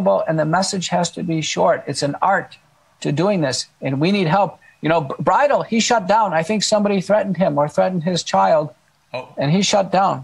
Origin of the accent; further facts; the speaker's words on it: Texas, United States; accent: Texan; also born or lived in Buffalo, New York / Seattle; I am. I grew up here as a kid